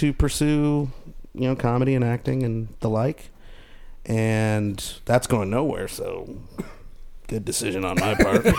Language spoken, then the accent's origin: English; St. Louis, Missouri, United States; moved away as an adult; also born or lived in India; now in Los Angeles, United States; I was born in the subcontinent of India, and I was raised in St. Louis, Missouri. So I'm a St. Lunatic.